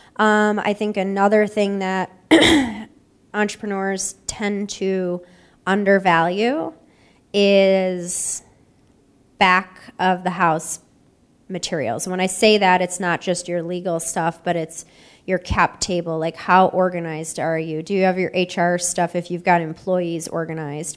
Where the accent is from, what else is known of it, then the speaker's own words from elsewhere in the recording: Buffalo, New York, United States; now in Columbus, United States; I'm born and raised in Buffalo